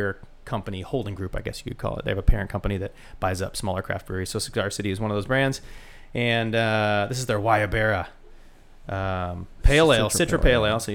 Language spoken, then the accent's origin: English; Pacific Northwest, United States; now in Austin, United States; I grew up in the Pacific Northwest